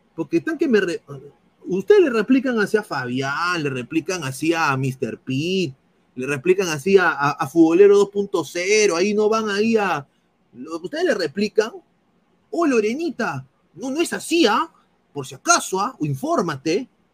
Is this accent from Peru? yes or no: yes; Peru; yo soy peruano